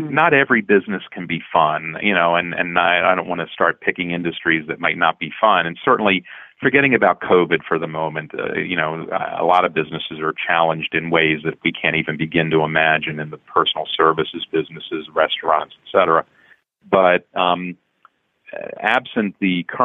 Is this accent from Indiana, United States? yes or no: no; Baltimore, Maryland, United States; moved away as an adult; now in Philadelphia, United States; I grew up in Baltimore, and so I was a Colts fan.